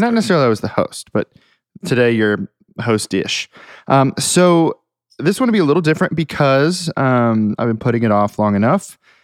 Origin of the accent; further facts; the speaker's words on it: Hamilton, Ohio, United States; moved away as an adult; now in Nashville, United States; I am from Hamilton, Ohio, which is, like, southwest, north of Cincinnati